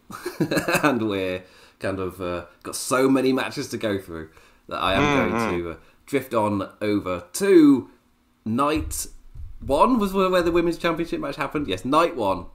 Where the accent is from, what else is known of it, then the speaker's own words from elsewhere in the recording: England, United Kingdom; as an English person